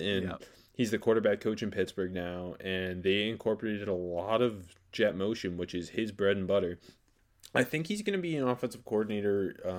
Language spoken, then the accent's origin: English; Canada; I love the pick as a Steelers fan, yeah, as a Canadian.